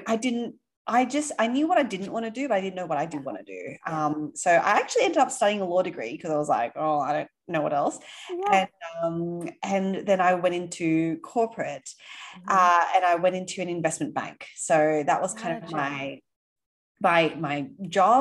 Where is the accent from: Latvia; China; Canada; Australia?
Australia; Sydney, New South Wales; accent: Aussie; now in New York, United States; I grew up in Sydney.